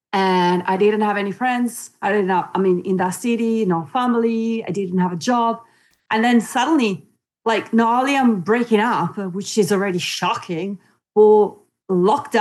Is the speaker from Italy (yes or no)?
yes; Italy; also born or lived in New Zealand / Spain; now in United Kingdom; I was born in Italy and I grew up in Italy, and then I left Italy, came to the UK, lived in the UK most of my life